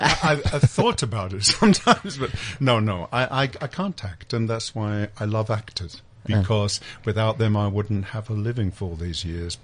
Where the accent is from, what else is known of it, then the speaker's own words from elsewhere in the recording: Yorkshire and the Humber, United Kingdom; born there; Well, I was born in Yorkshire, but I don't think I have a Yorkshire accent.